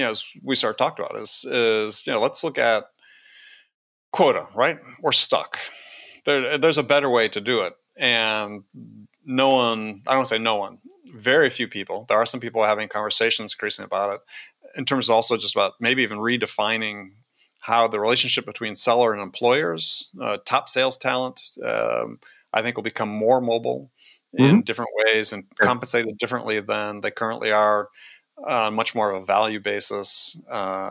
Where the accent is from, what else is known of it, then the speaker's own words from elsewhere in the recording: Wisconsin, United States; I grew up in Wisconsin.